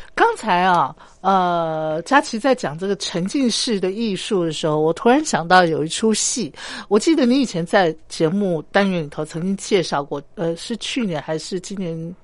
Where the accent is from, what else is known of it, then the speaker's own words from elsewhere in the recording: Taiwan; 我们台湾人